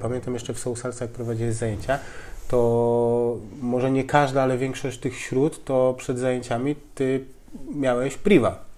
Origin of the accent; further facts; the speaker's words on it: Białogard, West Pomeranian Voivodeship, Poland; also born or lived in Koszalin; now in Tricity, Poland; urodziłem się i mieszkałem w Białogardzie, więc mała miejscowość